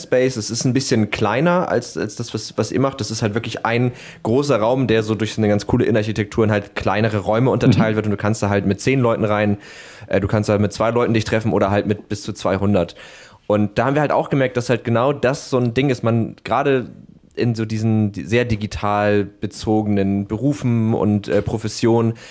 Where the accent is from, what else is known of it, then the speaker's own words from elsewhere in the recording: Hamburg, Germany; ich komme ursprünglich aus Harburg